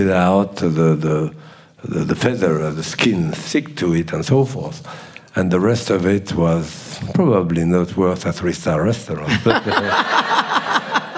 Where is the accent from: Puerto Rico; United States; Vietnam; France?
France; Bourg-en-Bresse, Auvergne-Rhône-Alpes; I was born in France in a town called Bourg-en-Bresse.